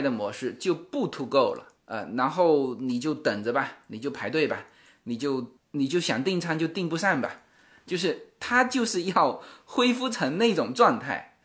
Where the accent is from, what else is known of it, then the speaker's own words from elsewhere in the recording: China; 我们中国人特别讲究